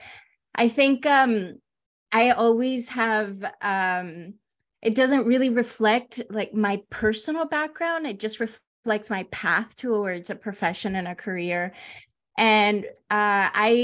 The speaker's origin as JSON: {"language": "English", "town": "Los Angeles", "region": "California", "country": "United States", "tie": "born or raised there", "also_born_or_lived": "Honduras", "said": "I grew up in like Panorama City, San Fernando Valley, Van Nuys, North Hollywood area"}